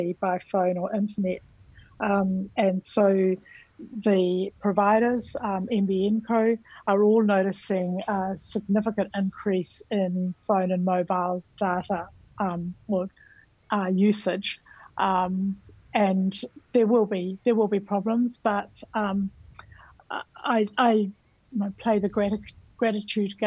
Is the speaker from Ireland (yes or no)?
no; New Zealand; moved away as an adult; now in Australia; I'm from New Zealand